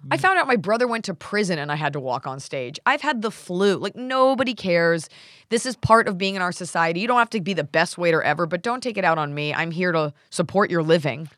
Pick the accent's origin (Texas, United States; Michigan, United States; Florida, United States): Texas, United States; Dallas; now in Los Angeles, United States; Dallas, which is my hometown